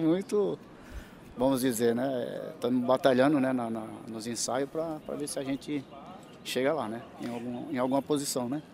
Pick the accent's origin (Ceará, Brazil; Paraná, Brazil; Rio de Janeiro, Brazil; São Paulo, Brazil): São Paulo, Brazil; São Vicente; nós somos de São Vicente